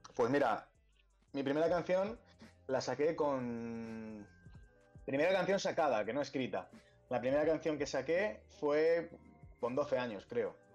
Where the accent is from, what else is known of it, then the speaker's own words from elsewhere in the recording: Pinto, Community of Madrid, Spain; Yo soy de Pinto